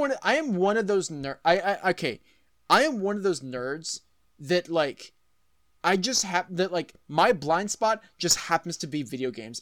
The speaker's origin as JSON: {"language": "English", "region": "Texas", "country": "United States", "tie": "born or raised there", "said": "I'm from Texas"}